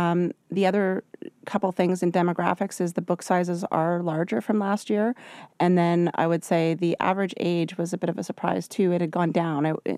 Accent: Vancouver, British Columbia, Canada; I'm from Vancouver.

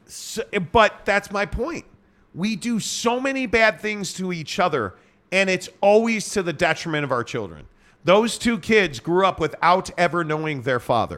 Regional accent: Chicago, Illinois, United States; I'm from Chicago

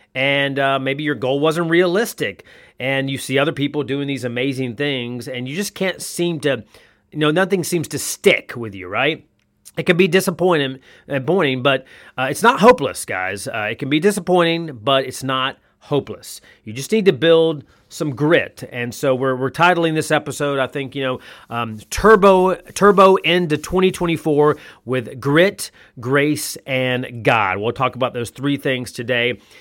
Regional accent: North Carolina, United States; now in Columbus, Georgia, United States; I played basketball a lot, every day, essentially, growing up in North Carolina

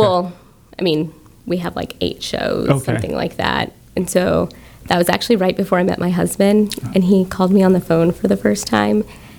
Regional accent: Friendswood, Texas, United States; I'm from Friendswood, so here locally.

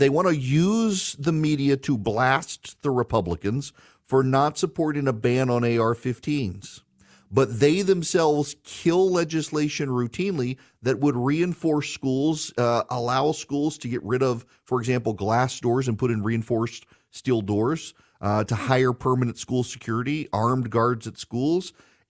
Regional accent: Dubai, United Arab Emirates; also born or lived in Jackson, Louisiana, United States; So as a kid, I grew up in I grew up in Dubai, but would come home to the town where I lived until I was 5 years old. It's called Jackson, Louisiana.

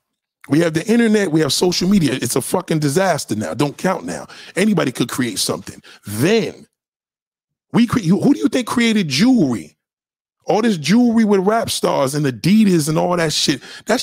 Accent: New Jersey, United States; Well, I was raised in Jersey.

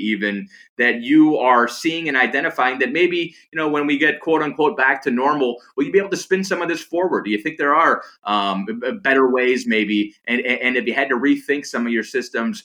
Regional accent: Cleveland, Ohio, United States; I'm from Cleveland

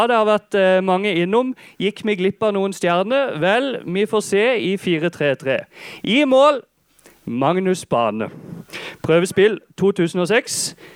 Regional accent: Holum, Agder, Norway; Jeg kommer fra Holum. Jeg er statssupporter siden lenge siden.

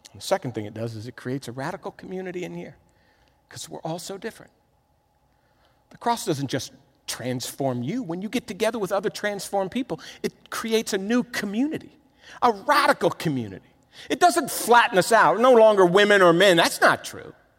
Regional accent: Miami, Florida, United States; moved away as an adult; I'm from Miami.

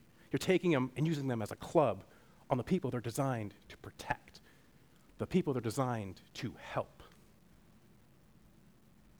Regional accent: Western Washington, United States; moved away as an adult; I grew up in Western Washington

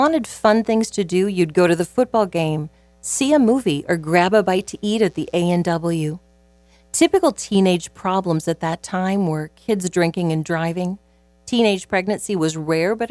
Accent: Southwest Iowa, United States; Growing up in Southwest Iowa as a little child

